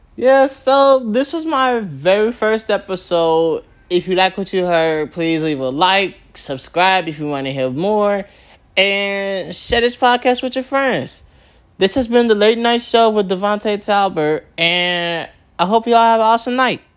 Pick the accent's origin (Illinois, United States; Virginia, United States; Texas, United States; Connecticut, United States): Illinois, United States; Chicago; I was born in Chicago, Illinois, at 10:25 at night.